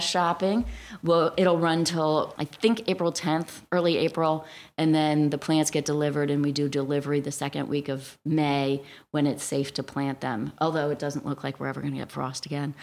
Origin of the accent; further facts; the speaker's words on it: Cleveland, Ohio, United States; also born or lived in Alabama / Florida / Baltimore / Cincinnati; now in New Jersey, United States; I grew up in Cleveland, Ohio